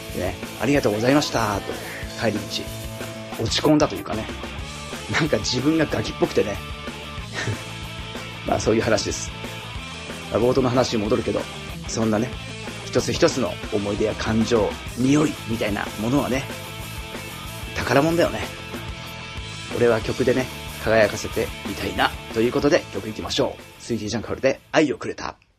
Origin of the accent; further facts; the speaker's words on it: Pacific coast of Ibaraki Prefecture, Japan; moved away; 俺の地元、茨城県太平洋側はね